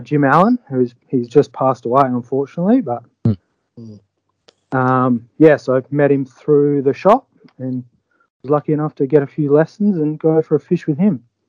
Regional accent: Albany, Western Australia, Australia; moved away as an adult; now in Exmouth, Australia; from Albany originally, down in the south of WA

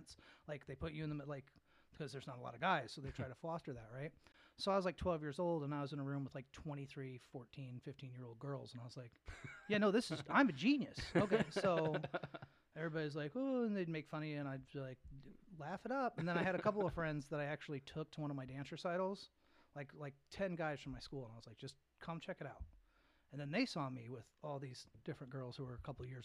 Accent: Peoria, Illinois, United States; also born or lived in Texas / St. Louis; now in Lansing, United States; I was born in Peoria, Illinois originally

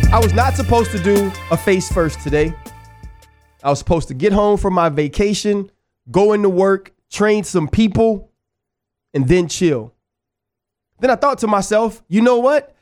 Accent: New Orleans, Louisiana, United States; I'm from New Orleans

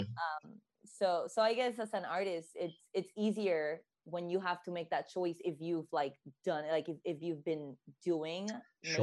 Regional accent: Puerto Rico; now in Boston, United States; I am from originally from Puerto Rico, born and raised

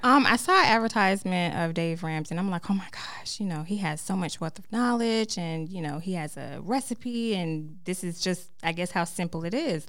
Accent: Fayetteville, North Carolina, United States; moved away as an adult; now in Charlotte, United States; from Fayetteville, North Carolina

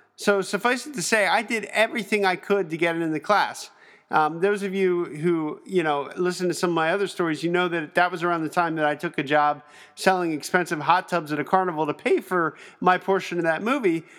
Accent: Pennsylvania, United States; I'm from Pennsylvania

